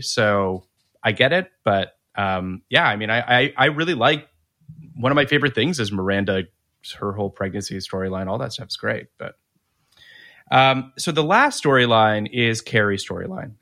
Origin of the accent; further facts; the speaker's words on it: Canada; as a Canadian